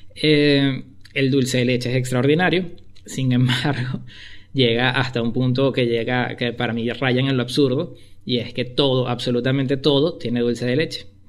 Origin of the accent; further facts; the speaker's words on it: Caracas, Capital District, Venezuela; moved away as an adult; also born or lived in Spain; now in Argentina; como buen caraqueño